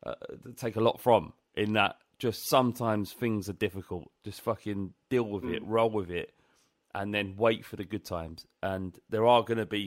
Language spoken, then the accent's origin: English; London, United Kingdom; we're from London.